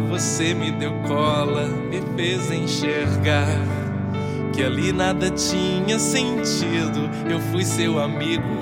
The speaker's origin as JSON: {"language": "Portuguese", "town": "Montes Claros", "region": "Minas Gerais", "country": "Brazil", "tie": "born or raised there", "also_born_or_lived": "Rio de Janeiro", "moved": "as an adult", "lives_now": "São Paulo, Brazil", "said": "eu sou Montes Clarense Eu sou nasci aí no Hospital São Lucas."}